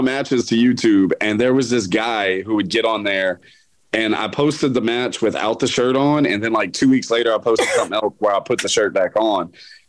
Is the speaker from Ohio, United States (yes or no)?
no; Texas, United States; now in Louisiana, United States; here I'm in Louisiana, but ever since I've been here and people know I'm from Texas